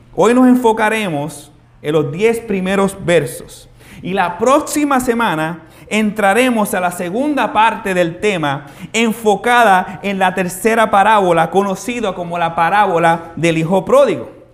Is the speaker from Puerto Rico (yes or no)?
yes; Carolina, Puerto Rico; nosotros los que nos criamos aquí en Carolina